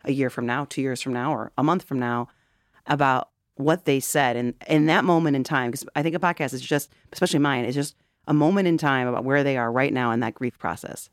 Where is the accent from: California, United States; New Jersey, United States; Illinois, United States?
Illinois, United States; Wheaton; now in Chicago, United States; I grew up in Wheaton.